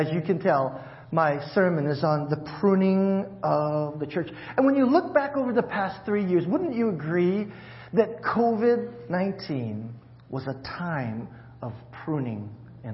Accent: Hawaii, United States; moved away; I'm from Hawaii

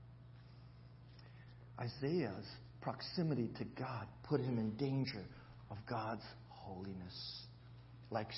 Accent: Honolulu, Hawaii, United States; accent: Kalihi; it's my Kalihi accent

